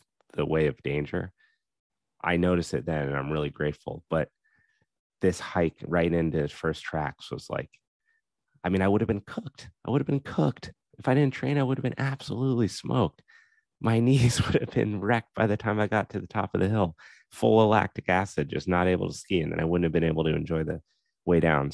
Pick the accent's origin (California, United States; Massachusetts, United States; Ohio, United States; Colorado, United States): Colorado, United States; Steamboat Springs; in Colorado, growing up in Steamboat, I'm absolutely biased to Steamboat